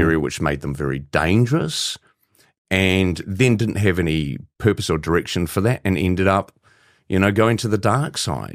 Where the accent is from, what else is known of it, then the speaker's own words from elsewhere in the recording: New Zealand; as a Kiwi